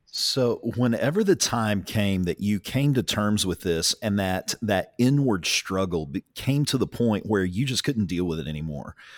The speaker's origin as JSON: {"language": "English", "town": "Ringling", "region": "Oklahoma", "country": "United States", "tie": "born or raised there", "said": "I grew up in Ringling"}